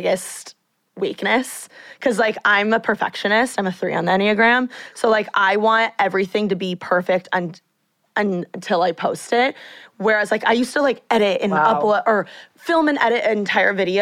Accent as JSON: {"language": "English", "town": "Bloomington", "region": "Indiana", "country": "United States", "moved": "yes", "lives_now": "Los Angeles, United States", "said": "I'm from Bloomington"}